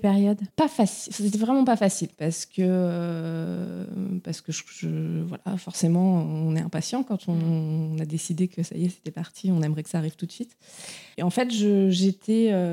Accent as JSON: {"language": "French", "area": "Touraine", "region": "Centre-Val de Loire", "country": "France", "moved": "as an adult", "lives_now": "Brittany, France", "said": "je viens euh, de Touraine, mais j'habite depuis six ans en Bretagne"}